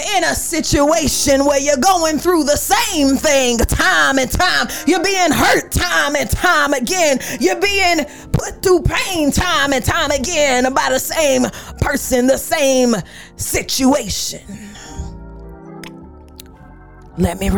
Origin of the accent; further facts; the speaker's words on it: Atlanta, Georgia, United States; also born or lived in Florida; now in Orlando, United States; I'm from Atlanta, but ever since I moved to Florida